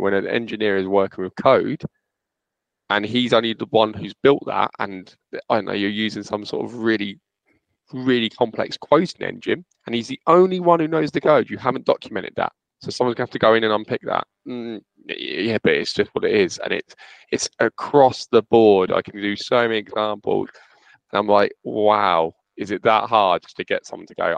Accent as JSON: {"language": "English", "town": "Luton", "region": "East of England", "country": "United Kingdom", "said": "I'm from Luton"}